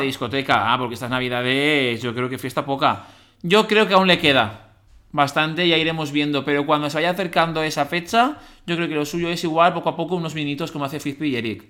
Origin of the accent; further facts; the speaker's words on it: Valencia, Valencian Community, Spain; de Valencia, tengo 31 años